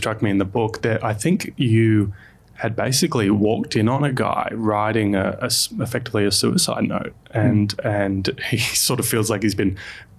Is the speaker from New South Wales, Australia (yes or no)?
yes; Sydney, New South Wales, Australia; I grew up in Sydney